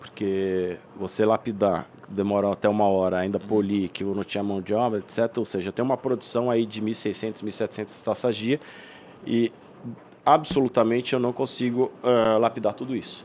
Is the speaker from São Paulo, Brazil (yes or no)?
yes; São Paulo, Brazil; moved away; also born or lived in Blumenau; eu como paulista, eu estou acostumado a precisar pegar carro para ir até a praia